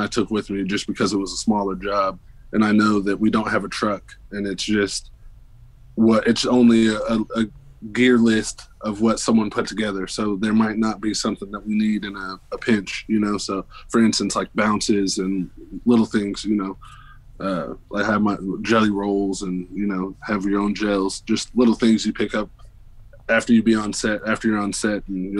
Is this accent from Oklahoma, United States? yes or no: yes; Oklahoma, United States; moved away; I'm originally from Oklahoma